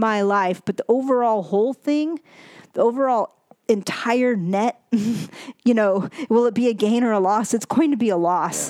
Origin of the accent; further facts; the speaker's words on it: United States; I was born in America